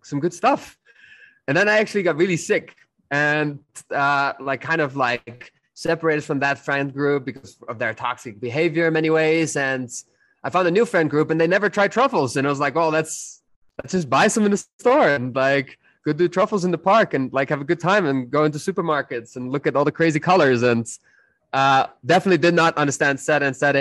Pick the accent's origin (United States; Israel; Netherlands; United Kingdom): Netherlands; I'm from the Netherlands.